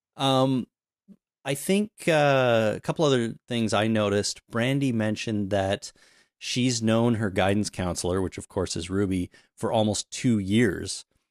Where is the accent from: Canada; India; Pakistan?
Canada; I'm Canadian